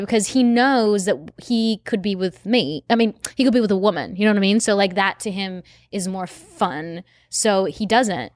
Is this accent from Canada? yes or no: no; Australia; now in United States; I'm from Australia